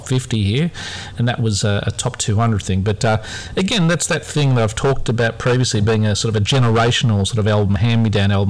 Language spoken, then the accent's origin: English; near the Knox Club, Victoria, Australia; I grew up near the Knox Club